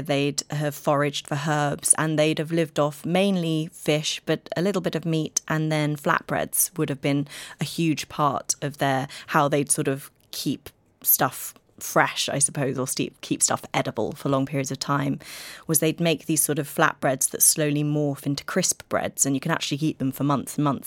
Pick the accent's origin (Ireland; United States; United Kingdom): United Kingdom; I'm British